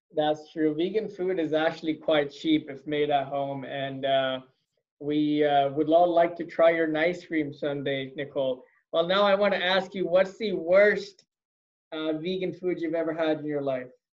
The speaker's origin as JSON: {"language": "English", "country": "India", "moved": "yes", "said": "I'm originally from India"}